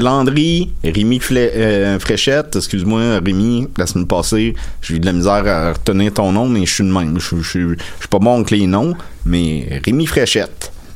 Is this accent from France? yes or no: no; Salaberry-de-Valleyfield, Quebec, Canada; moved away; j'habite plus à Valleyfield, mais depuis des, j'ai grandi à Valleyfield.